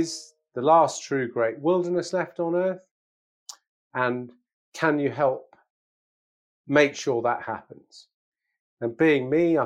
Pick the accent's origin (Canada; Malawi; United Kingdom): United Kingdom; England; as an Englishman my age